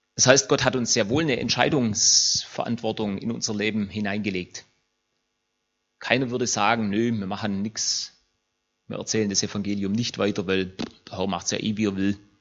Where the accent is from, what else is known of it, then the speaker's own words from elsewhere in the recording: Germany; uns als Deutsche